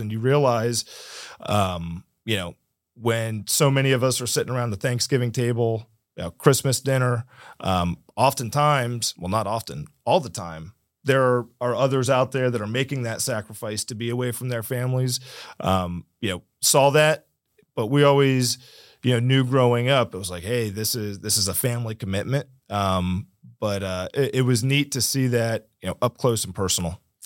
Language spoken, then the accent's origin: English; Martin County, Florida, United States; also born or lived in San Diego; I was born and raised in Martin County